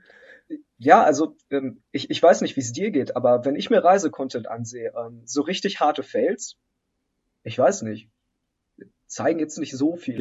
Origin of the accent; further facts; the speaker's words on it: Germany; also born or lived in Poland; ich bin ehemals in Polen geboren. Ich bin ähm, dann mit meinen Eltern in ganz jungem Alter hier nach Deutschland migriert.